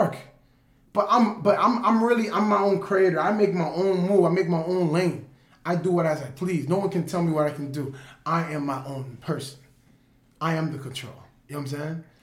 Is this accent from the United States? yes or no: yes; Lake Worth, Florida, United States; moved away; I'm really from Lake Worth, and everybody from Lake Worth know me